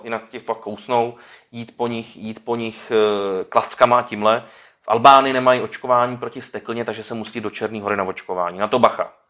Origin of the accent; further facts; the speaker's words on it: Czechia; my Češi